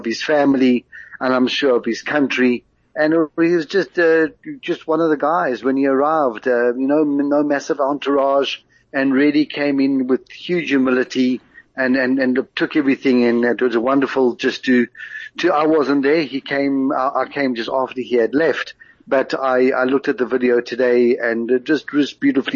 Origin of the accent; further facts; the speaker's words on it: South Africa; accent: South African; now in Israel; I am South African